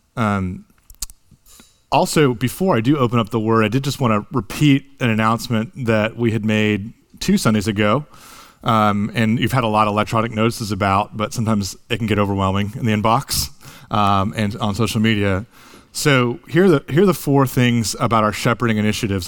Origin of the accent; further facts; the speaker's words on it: United States; moved away as an adult; also born or lived in Japan; being a big, foreign, American college student